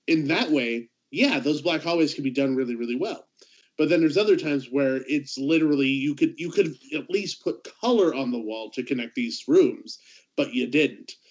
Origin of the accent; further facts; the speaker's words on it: Southern California, United States; I grew up in Southern California